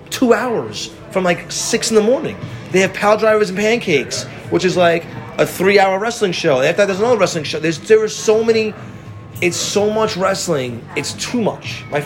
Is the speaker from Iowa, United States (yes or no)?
no; Texas, United States; I'm from Texas.